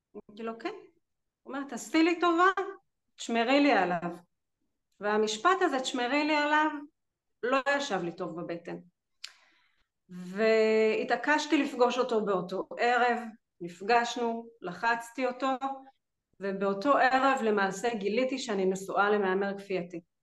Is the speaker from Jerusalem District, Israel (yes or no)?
yes; Jerusalem, Jerusalem District, Israel; now in Rehovot, Israel; במקור אני ירושלמית, היום אני גרה ברחובות